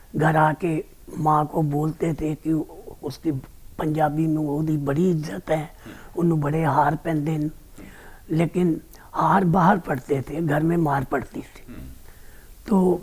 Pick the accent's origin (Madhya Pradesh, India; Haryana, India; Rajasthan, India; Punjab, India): Punjab, India; Amritsar; अमृतसर का रहने वाला हूँ